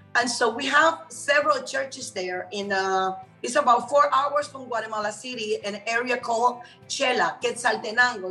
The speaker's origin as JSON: {"language": "English", "country": "Puerto Rico", "tie": "born or raised there", "also_born_or_lived": "Cuba", "moved": "as an adult", "lives_now": "Miami, United States", "said": "I came to United States because I was raised in Puerto Rico"}